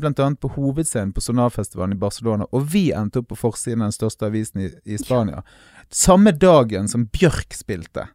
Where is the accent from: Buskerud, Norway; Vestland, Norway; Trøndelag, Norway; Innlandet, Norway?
Vestland, Norway; Bergen; vi er fra Bergen